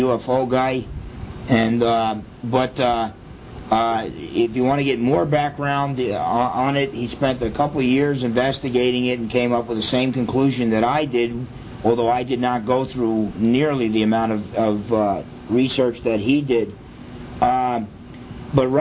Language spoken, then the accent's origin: English; New Jersey, United States; when I was growing up in New Jersey